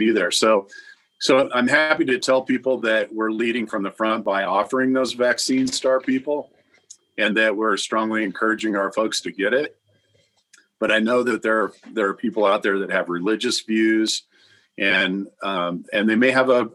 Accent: Iowa, United States; I'm from Iowa originally

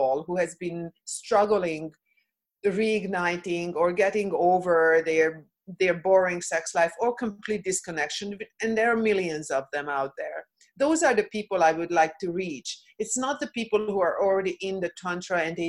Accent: Hungary; moved away; I come from Hungary. I come from a communist background

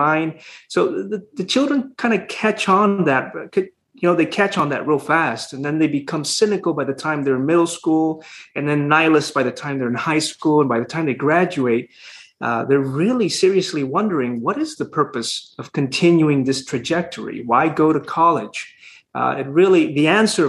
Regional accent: Honduras; moved away as an adult; now in Houston, United States; So I'm from Honduras. I was born and raised there. I didn't come to the States until I was 20, about 21 almost.

